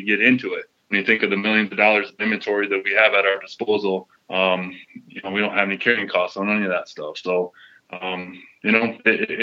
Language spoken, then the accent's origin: English; Cedar Falls, Iowa, United States; Born and raised in Cedar Falls, Iowa